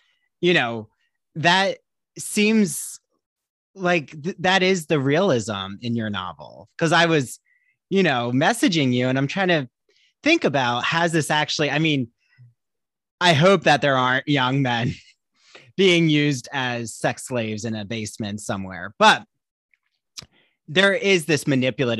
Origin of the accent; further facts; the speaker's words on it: New Jersey, United States; now in Long Island, United States; I live on Long Island, but I'm from New Jersey